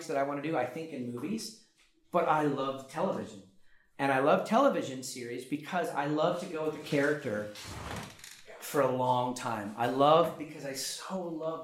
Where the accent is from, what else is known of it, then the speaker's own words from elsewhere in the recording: United States; also born or lived in Oklahoma; now in Los Angeles, United States; I'm American